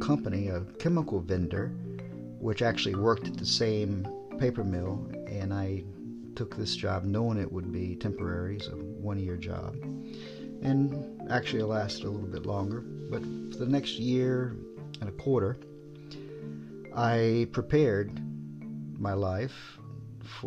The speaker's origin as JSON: {"language": "English", "region": "Virginia", "country": "United States", "moved": "as an adult", "lives_now": "Japan", "said": "I'm from Virginia."}